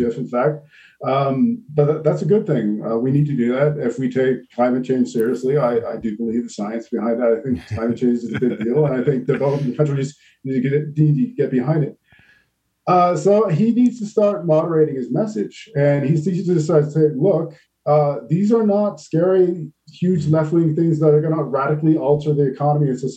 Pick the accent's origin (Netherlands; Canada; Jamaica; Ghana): Canada; moved away; my home country of Canada